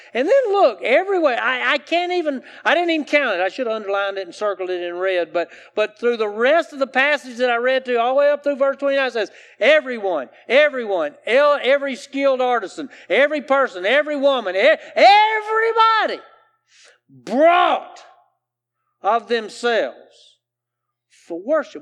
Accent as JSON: {"language": "English", "region": "South Carolina", "country": "United States", "tie": "born or raised there", "said": "I grew up here in the South, in South Carolina"}